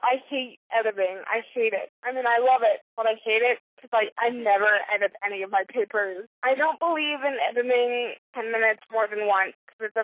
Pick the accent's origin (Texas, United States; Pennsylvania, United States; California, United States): Texas, United States; Houston; moved away as an adult; also born or lived in New York; I was born and raised in Houston, and I desperately wanted to get out